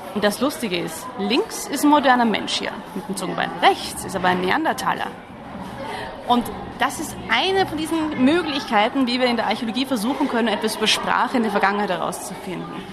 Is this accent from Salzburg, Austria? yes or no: no; Vienna, Austria; moved away as an adult; also born or lived in Netherlands; now in Germany; ich bin eigentlich Wienerin